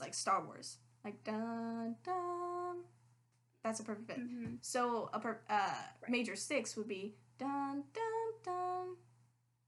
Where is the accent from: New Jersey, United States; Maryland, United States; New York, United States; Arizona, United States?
Maryland, United States; accent: Maryland; my Maryland accent